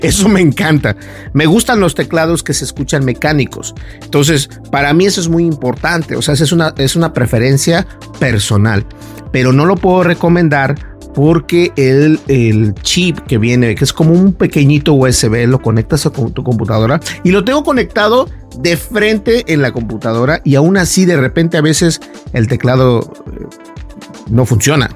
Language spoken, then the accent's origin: Spanish; Mexico; los mexicanos sabemos lo que es una cajeta